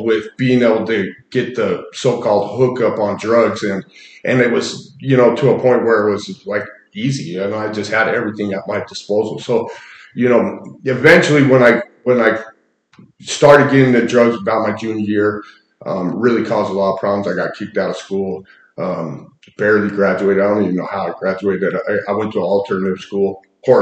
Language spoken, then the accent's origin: English; Salt Lake City, Utah, United States; I grew up in Salt Lake